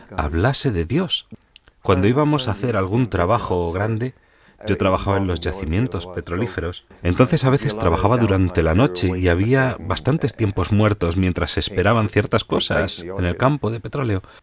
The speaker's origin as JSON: {"language": "Spanish", "town": "Dublin", "region": "Leinster", "country": "Ireland", "moved": "as an adult", "lives_now": "Roscommon, Ireland", "said": "vivo en Roscommon, en Irlanda, aunque soy de Dublín"}